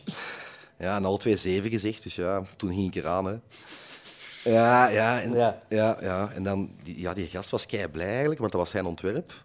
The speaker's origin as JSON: {"language": "Dutch", "town": "Westerlo", "region": "Flanders", "country": "Belgium", "said": "bij ons in Westerlo de Tongelosse dorpsfeesten"}